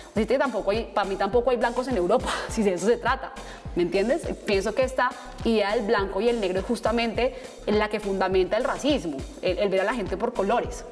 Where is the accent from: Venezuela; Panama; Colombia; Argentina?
Colombia; Bogotá; Nací y crecí en Bogotá